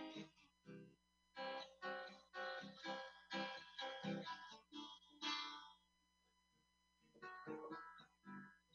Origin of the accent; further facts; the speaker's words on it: Runcorn, North West England, United Kingdom; I'm from Runcorn